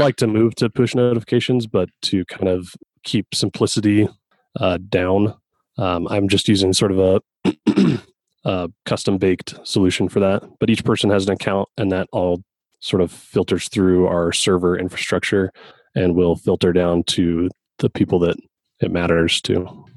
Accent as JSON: {"language": "English", "region": "Colorado", "country": "United States", "said": "I am also from Colorado"}